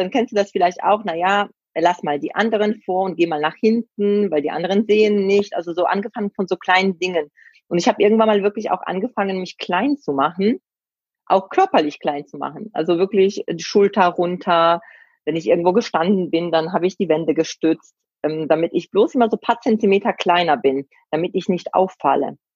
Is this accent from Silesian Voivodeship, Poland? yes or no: yes; Silesian Voivodeship, Poland; now in Germany; Wir sind in Oberschlesien ähm, aufgewachsen. Das war ja vor dem Krieg, war das ja Deutschland.